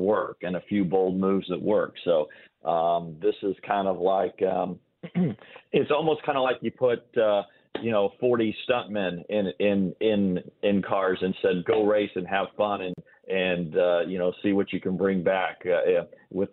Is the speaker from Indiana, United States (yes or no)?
yes; Indiana, United States; I'm from Indiana.